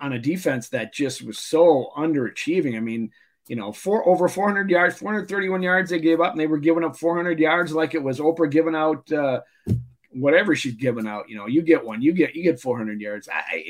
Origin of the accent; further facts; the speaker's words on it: Mankato, Minnesota, United States; I'm from Mankato.